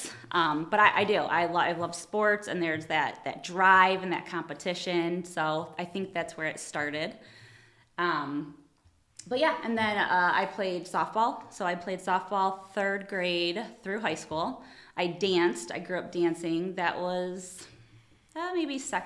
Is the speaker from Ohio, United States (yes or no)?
yes; Toledo, Ohio, United States; I grew up in Toledo, Ohio. I was born and raised.